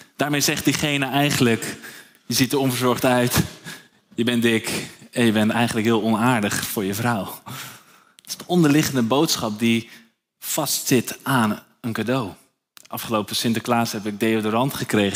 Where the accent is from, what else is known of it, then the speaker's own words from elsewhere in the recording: Nieuw-Vennep, North Holland, Netherlands; Ik ben zelf opgegroeid in Nieuw-Vennep, eh, onder de rook van Schiphol